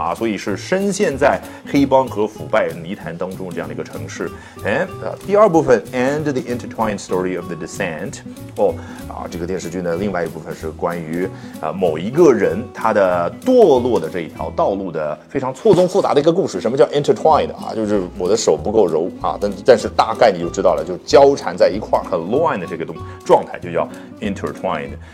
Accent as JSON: {"language": "Chinese", "country": "China", "said": "我们中国人"}